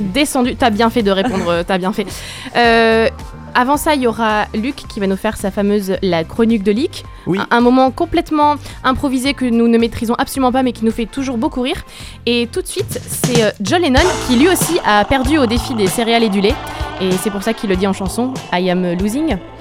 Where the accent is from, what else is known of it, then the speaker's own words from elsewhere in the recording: France; on est français